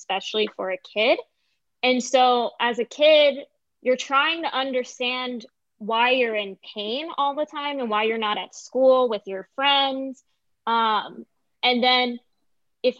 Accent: Orlando, Florida, United States; also born or lived in Lake Mary, Florida; now in Los Angeles, United States; I was very privileged where I grew up in Orlando

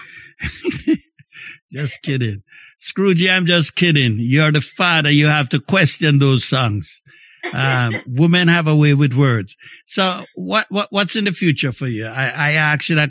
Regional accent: May Pen, Clarendon, Jamaica; now in Montreal, Canada; in my days growing up in Jamaica

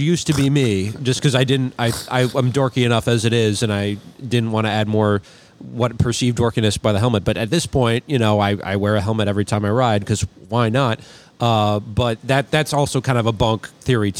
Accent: St. Paul, Minnesota, United States; born or raised there; moved away

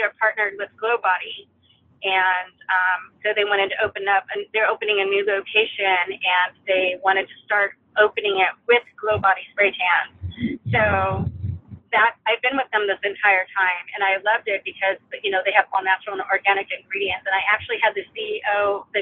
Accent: California, United States; moved away; I'm from California

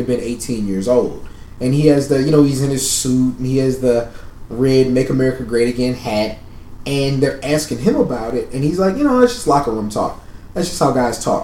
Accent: San Antonio, Texas, United States; now in Austin, United States; I didn't drive growing up in San Antonio.

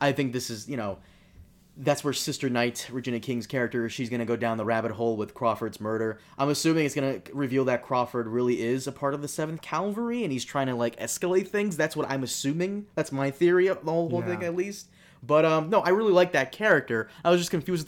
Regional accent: Brazil; moved away; I'm Brazilian. I was born in Brazil

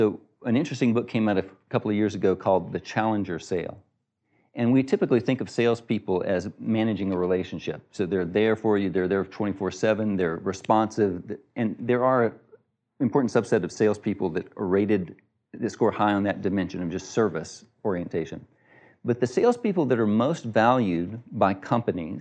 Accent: Texas, United States; I'm from Texas

